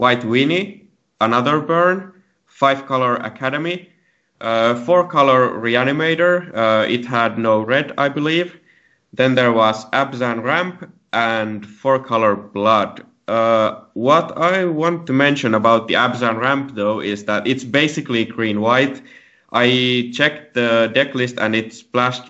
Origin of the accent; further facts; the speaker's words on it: Helsinki area, Uusimaa, Finland; I'm from Finland, Helsinki area.